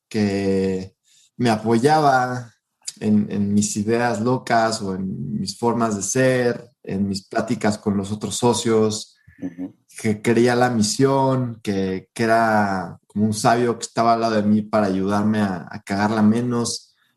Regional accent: Mexico; nosotros los mexicanos

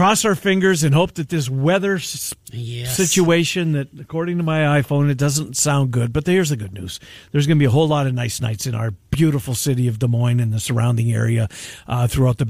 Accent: Canada; being the Canadian I am

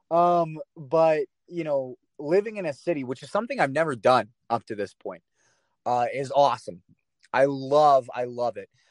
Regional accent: Flatwoods, Kentucky, United States; moved away as an adult; also born or lived in Maryland / Mount Vernon, Ohio; now in Indianapolis, United States; I was born in Maryland, but when I was like four, we moved to this little town called Flatwoods, Kentucky

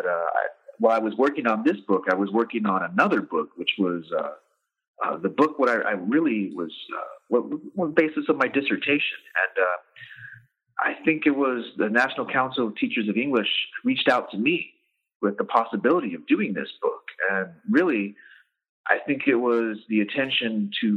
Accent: Safford, Arizona, United States; moved away as an adult; also born or lived in New York City; I'm from Safford, Arizona. It's a small town, a rural town in southeast Arizona, population around 10,000 folks. So I'm born and raised in Safford

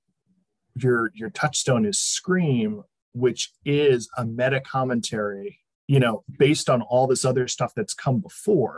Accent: Connecticut, United States; now in Southern California, United States; I am from Connecticut originally. I now live in Southern California

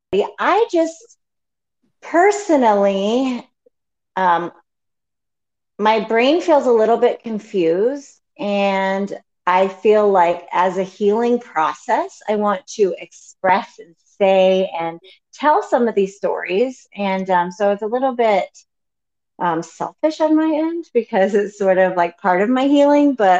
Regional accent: Colorado, United States; So we're from Colorado. So we live in Colorado, born and raised, suburban Colorado

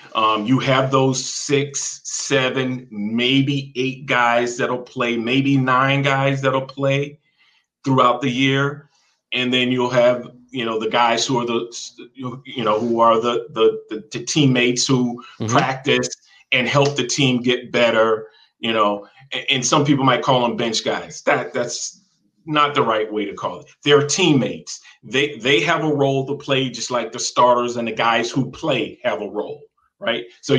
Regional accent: the South, United States; Me growing up in the South and meeting African-Americans from New York, New Jersey, Connecticut, right?

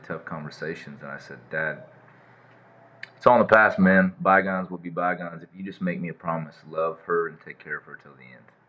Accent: Cedar Falls, Iowa, United States; born or raised there; moved away

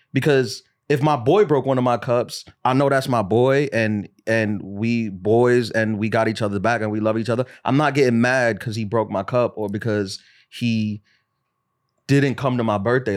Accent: New York City, New York, United States; I'm from New York City

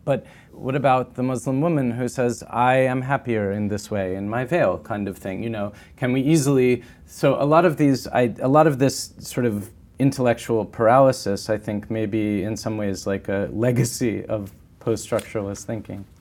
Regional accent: United States; as an American in this time in my country

